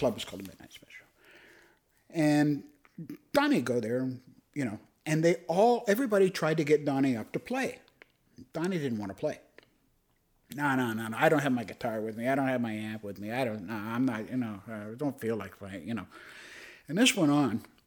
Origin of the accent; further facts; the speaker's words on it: Toronto, Ontario, Canada; I was a Cabbage Town kid. I grew up in Regent Park.